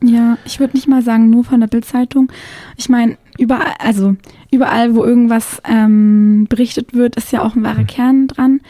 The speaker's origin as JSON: {"language": "German", "town": "Konstanz", "region": "Baden-Württemberg", "country": "Germany", "tie": "born or raised there", "also_born_or_lived": "Mühlacker", "moved": "yes", "said": "Also ich bin dann aufgewachsen in Konstanz am Bodensee."}